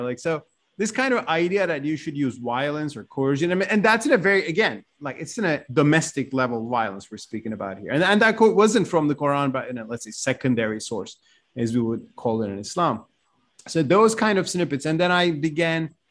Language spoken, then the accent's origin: English; Turkey; also born or lived in Ankara / Istanbul; I grew up in Turkey, and as you said, I mean, I grew up in Ankara, later Istanbul